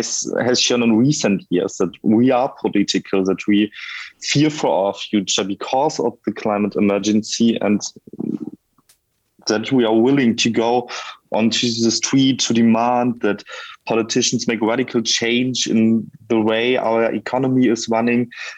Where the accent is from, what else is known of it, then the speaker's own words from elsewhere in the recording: Bochum, North Rhine-Westphalia, Germany; I grew up in Bochum. It's a city in Western Germany.